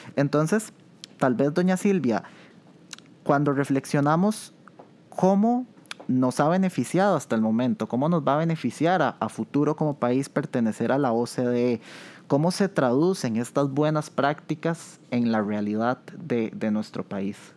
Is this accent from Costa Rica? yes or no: yes; Costa Rica; ese amor que tenemos como costarricenses